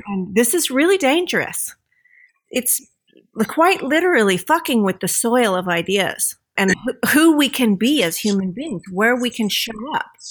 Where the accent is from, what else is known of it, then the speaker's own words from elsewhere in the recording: United States; moved away as an adult; I grew up as an American kid